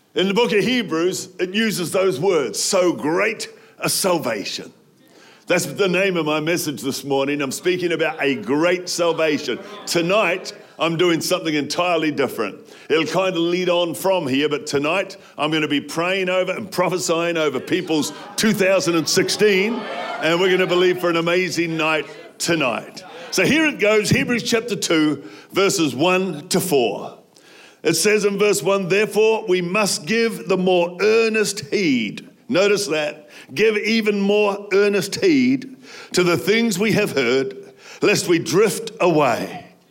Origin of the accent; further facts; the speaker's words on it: New Zealand; I grew up in New Zealand